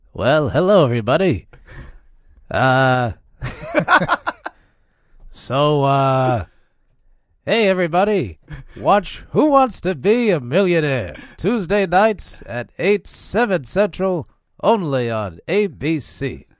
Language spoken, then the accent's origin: English; Texas, United States; moved away as an adult; I was born in Texas and I grew up there.